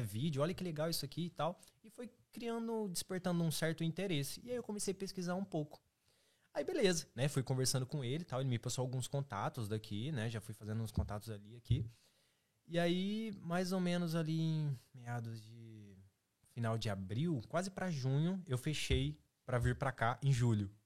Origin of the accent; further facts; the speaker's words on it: Marília, São Paulo, Brazil; moved away as an adult; now in Ireland; sou, sou lá de Santa Paula, velho, tipo Marília